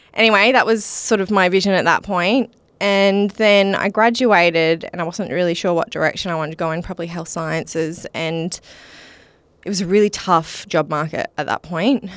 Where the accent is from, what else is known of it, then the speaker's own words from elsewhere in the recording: Mukinbudin, Western Australia, Australia; I grew up in Muck and Booden